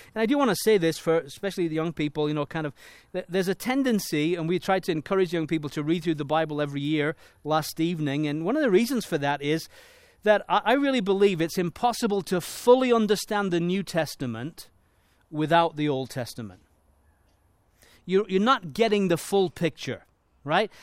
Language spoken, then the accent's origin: English; Leeds, Yorkshire and the Humber, United Kingdom; moved away; I was born in Leeds, in England